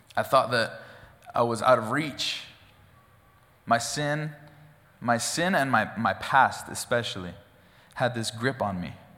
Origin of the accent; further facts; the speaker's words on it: Gooding, Idaho, United States; I grew up in Gooding, Idaho, out in the country.